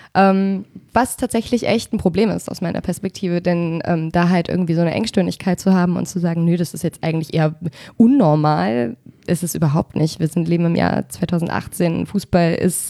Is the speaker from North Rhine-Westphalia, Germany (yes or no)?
no; Berlin, Germany; also born or lived in Falkensee, Brandenburg; now in Hesse, Germany; ich komme aus Spandau